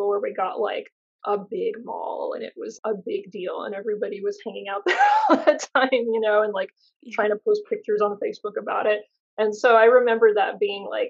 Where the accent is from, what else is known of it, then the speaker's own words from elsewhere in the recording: Baton Rouge, Louisiana, United States; moved away as an adult; also born or lived in Kyiv, Ukraine / Savannah, Georgia / Baltimore; now in Los Angeles, United States; where I grew up in Baton Rouge, Louisiana.